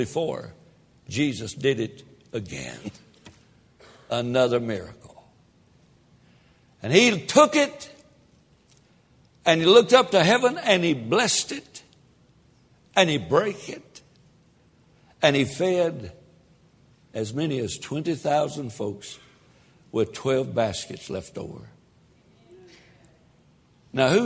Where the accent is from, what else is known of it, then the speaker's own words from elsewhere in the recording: Tennessee, United States; I'm from Tennessee